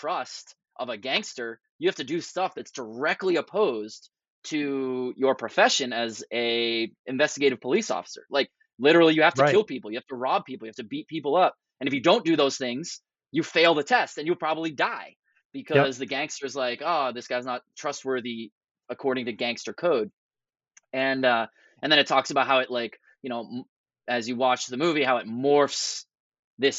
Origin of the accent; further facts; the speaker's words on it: Boston, Massachusetts, United States; moved away; I'm originally from the Boston area